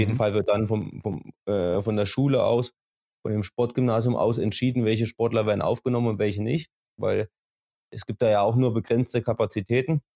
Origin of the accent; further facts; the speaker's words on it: Schleusingen, Thuringia, Germany; now in Oberhof, Germany; Gebürtig komme ich aus Schleusing, das liegt eine halbe Stunde entfernt von Oberhof